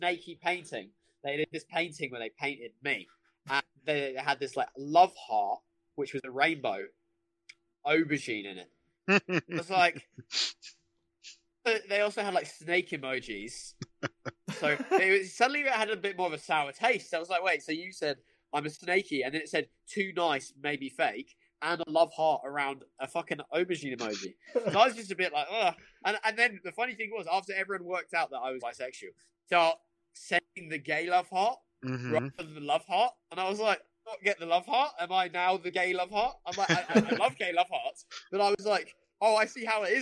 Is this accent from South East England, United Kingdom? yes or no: yes; Brighton, South East England, United Kingdom; I grew up in Brighton.